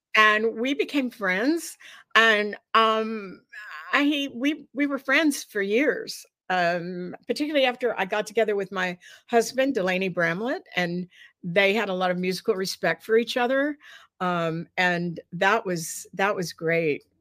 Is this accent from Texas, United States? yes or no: yes; Dallas, Texas, United States; moved away; also born or lived in New York City / Los Angeles; growing up in Texas